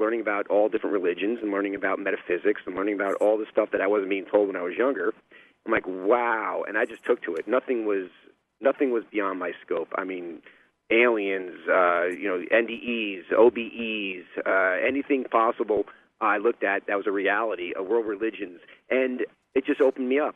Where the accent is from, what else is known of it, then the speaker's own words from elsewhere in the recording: New York, United States; growing up in New York in dysfunctional family